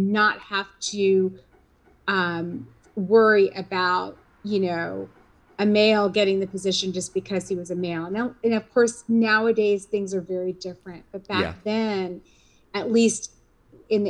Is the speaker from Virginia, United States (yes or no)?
yes; Richmond, Virginia, United States; I grew up in Richmond, Virginia